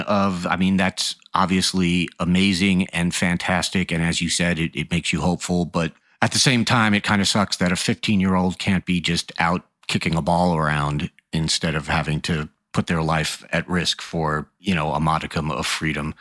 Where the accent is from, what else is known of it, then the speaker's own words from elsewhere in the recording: United States; As an American